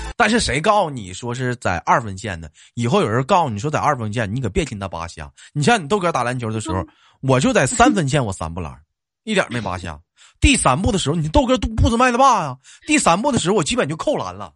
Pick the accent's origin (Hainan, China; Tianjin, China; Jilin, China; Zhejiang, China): Jilin, China; Changchun; 我们长春这边就冬泳特别多